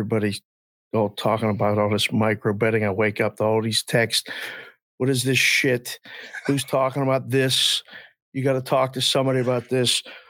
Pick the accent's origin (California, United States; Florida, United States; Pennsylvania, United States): Pennsylvania, United States; Pittsburgh; now in Las Vegas, United States; Now, I grew up in Pittsburgh going to Three River Stadium.